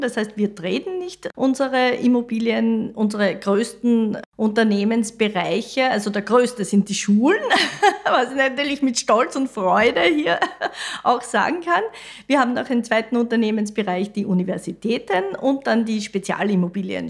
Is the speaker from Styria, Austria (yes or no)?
yes; Mariazell, Styria, Austria; also born or lived in Vienna; Ich komme vom Land, ich komme aus Mariazell, aus der Steiermark